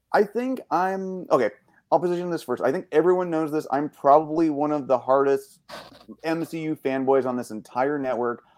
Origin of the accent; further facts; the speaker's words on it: Canada; so being Canadian